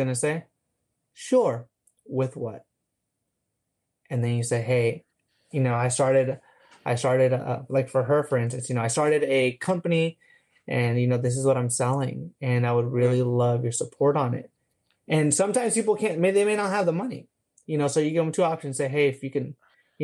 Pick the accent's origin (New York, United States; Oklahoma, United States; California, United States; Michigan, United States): California, United States; San Diego; now in Jacksonville, United States; I'm from San Diego, California originally